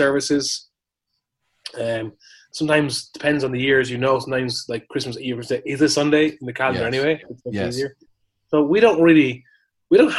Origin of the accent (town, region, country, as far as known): Ireland; born or raised there; moved away